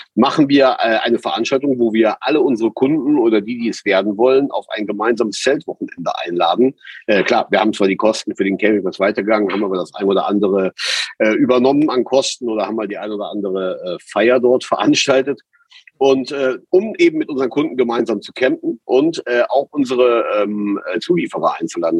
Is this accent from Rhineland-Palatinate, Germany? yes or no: no; Heimbach, North Rhine-Westphalia, Germany; also born or lived in Bonn; in unsere Heimat, in die Eifel, nach Heimbach